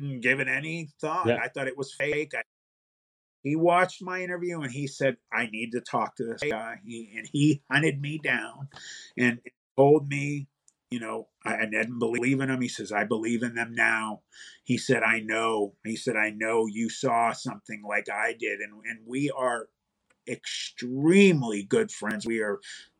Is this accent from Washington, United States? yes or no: no; Youngstown, Ohio, United States; I'm from Youngstown.